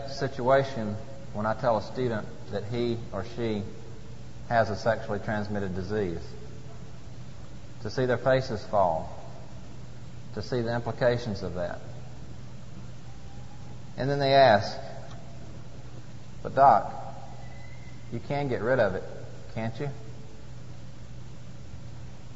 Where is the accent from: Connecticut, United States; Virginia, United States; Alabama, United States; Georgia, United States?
Georgia, United States; Atlanta; my home state of Georgia and Atlanta